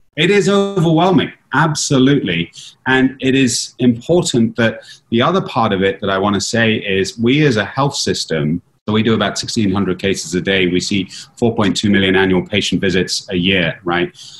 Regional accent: London, United Kingdom; now in Philadelphia, United States; I'm from London

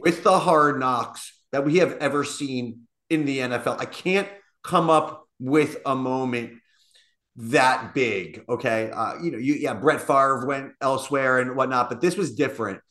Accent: Long Island, New York, United States; moved away; I am originally from Long Island.

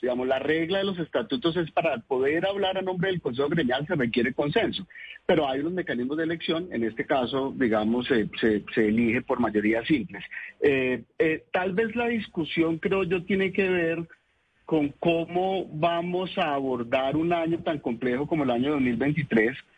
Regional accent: Buga, Valle del Cauca, Colombia; moved away as an adult; also born or lived in Cali; now in Bogotá, Colombia; yo soy caleño, me crié en Buga y soy bogotano por adopción

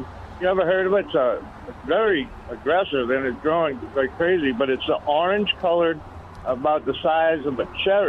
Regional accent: Chalmette, Louisiana, United States; moved away as an adult; also born or lived in New Orleans; that's where I went to high school

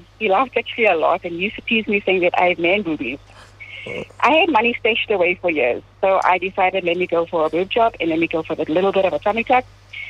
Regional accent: Benoni, Gauteng, South Africa; I'm from Benoni. I'm an Indian 36-year-old woman

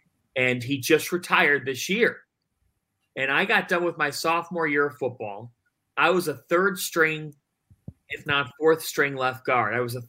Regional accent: Cleveland, Ohio, United States; moved away as an adult; It was always a dream growing up in Cleveland.

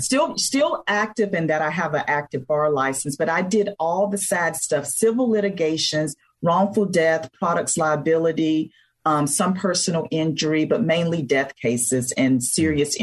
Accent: Blackshear, Georgia, United States; moved away as an adult; also born or lived in Atlanta, Georgia; I was born and raised in a very small town in South Georgia, Blackshear, Georgia, that most folks have not heard

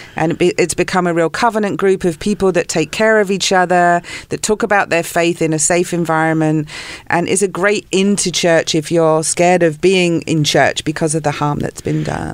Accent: South of England, United Kingdom; moved away as an adult; also born or lived in London / Santa Barbara / Ojai; now in Los Angeles, United States; I was born in London. Grew up in the south of England

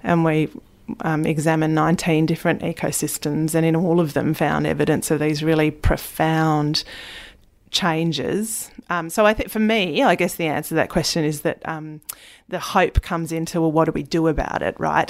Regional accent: Tasmania, Australia; growing up in Tasmania, spending so much time in the bush and on and under the water

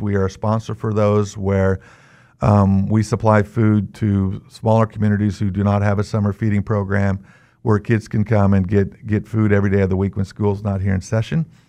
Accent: Newton, Kansas, United States; I'm from Kansas. I live in Newton. I've lived there most of my life.

